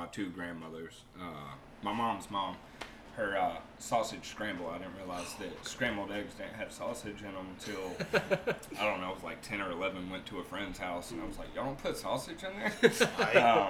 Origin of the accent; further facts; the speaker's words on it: Raleigh, North Carolina, United States; I was born and raised right here in Raleigh at Rex Hospital.